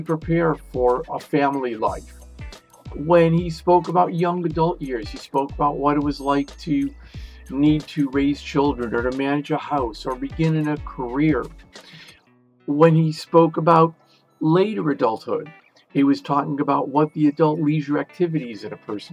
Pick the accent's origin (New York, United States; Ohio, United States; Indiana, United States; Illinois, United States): Illinois, United States; Chicago; University of Chicago, my hometown